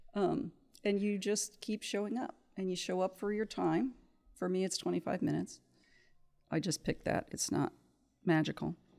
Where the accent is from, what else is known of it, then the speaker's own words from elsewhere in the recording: Kansas City, United States; moved away as an adult; also born or lived in Cincinnati, Ohio; I grew up in Kansas City